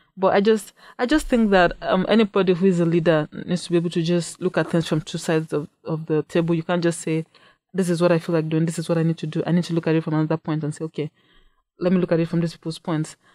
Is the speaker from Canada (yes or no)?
no; Nigeria; moved away as an adult; now in Saint Cloud, United States; I'm, I'm also from Nigeria, and I came to Saint Cloud State in fall of twenty fourteen